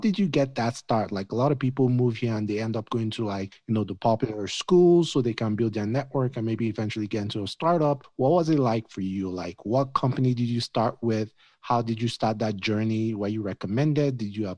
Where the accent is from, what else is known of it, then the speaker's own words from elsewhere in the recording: Nigeria; now in United States; I'm Nigerian